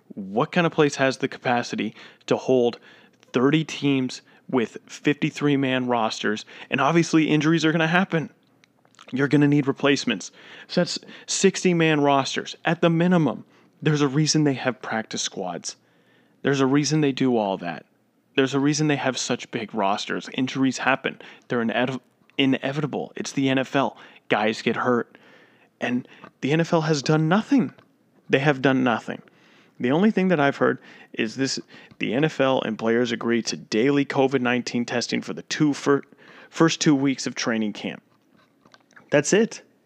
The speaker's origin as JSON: {"language": "English", "region": "Florida", "country": "United States", "said": "the state I live in, my home state of Florida"}